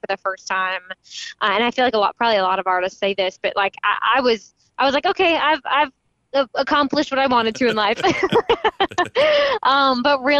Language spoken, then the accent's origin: English; Texas, United States; also born or lived in Tulsa, Oklahoma; growing up in Texas